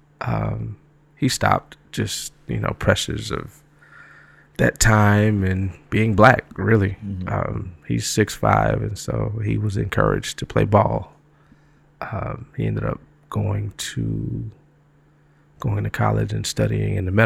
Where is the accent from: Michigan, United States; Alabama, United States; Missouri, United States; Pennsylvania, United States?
Michigan, United States; Detroit; moved away as an adult; also born or lived in Atlanta, Georgia; now in New York, United States; I was born in Detroit, grew up there, stayed